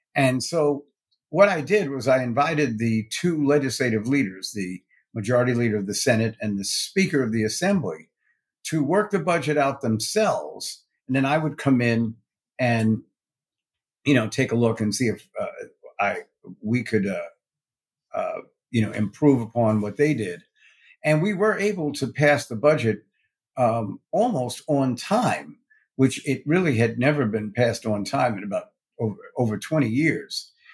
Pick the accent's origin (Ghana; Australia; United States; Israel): United States; New York City, New York; also born or lived in Westchester County, New York; I was born in Brooklyn, New York